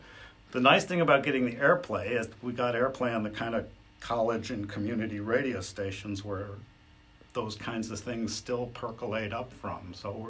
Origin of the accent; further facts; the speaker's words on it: Detroit, Michigan, United States; moved away as an adult; I grew up in Detroit